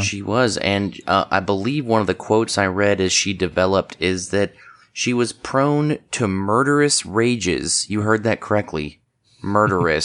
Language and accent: English; United States; I'm from Washington